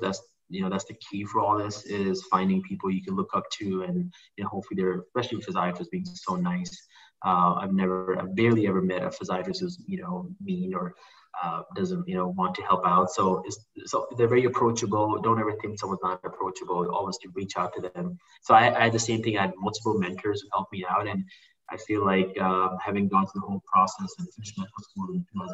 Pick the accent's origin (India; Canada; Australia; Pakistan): Pakistan; moved away as an adult; also born or lived in Malaysia; now in Chicago, United States; I grew up in Pakistan. I moved when I was 18 to the U.S.